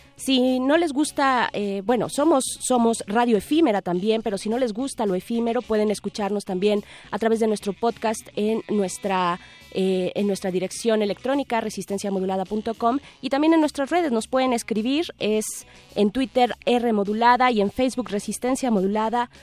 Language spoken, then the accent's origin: Spanish; Mexico; el elote eh, nos representa como mexicanos